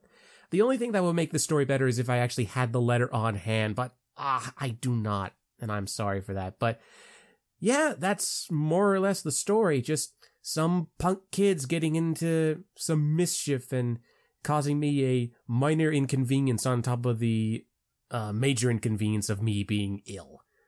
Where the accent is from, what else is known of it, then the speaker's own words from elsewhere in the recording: Palm Bay, Florida, United States; I come from Palm Bay, Florida. So, yes, I am a Florida man